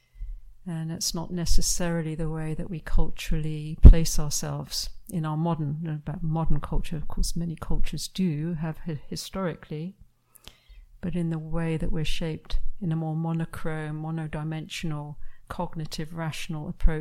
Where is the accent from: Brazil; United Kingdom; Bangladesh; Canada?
United Kingdom; moved away; my home country of UK